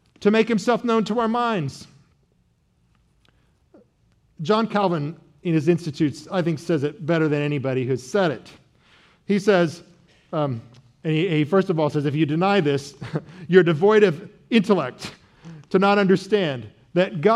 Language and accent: English; Midwest, United States; I was from the great Midwest